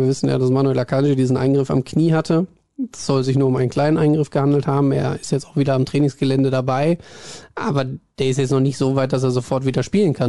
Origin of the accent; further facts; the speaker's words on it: Hagen, North Rhine-Westphalia, Germany; moved away; Es zieht mich zurück in meine Heimat. Ich komme ja ursprünglich aus Hagen